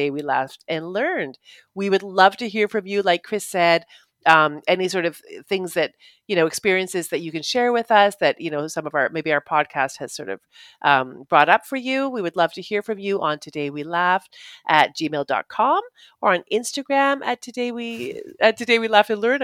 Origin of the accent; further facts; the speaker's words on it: Canada; being the Canadian